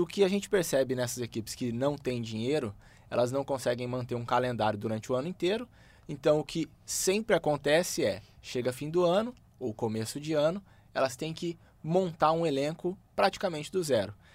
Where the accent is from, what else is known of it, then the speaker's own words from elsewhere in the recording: Campo Grande, Mato Grosso do Sul, Brazil; Eu sou nascido em Campo Grande, Mato Grosso do Sul